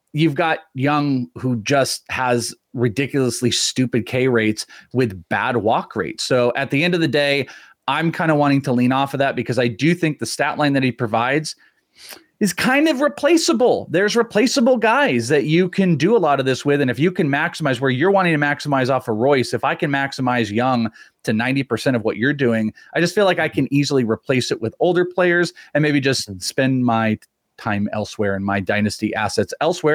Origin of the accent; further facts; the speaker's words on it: Bay Area, California, United States; I grew up in the Bay Area